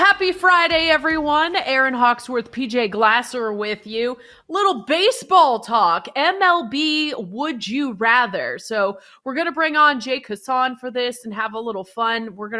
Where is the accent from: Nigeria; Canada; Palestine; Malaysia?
Canada; I'll just go with the Blue Jays because I'm Canadian.